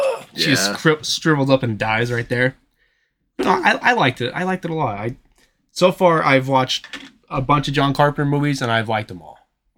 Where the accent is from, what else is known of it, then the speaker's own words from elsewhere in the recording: Texas, United States; I'm a Texan.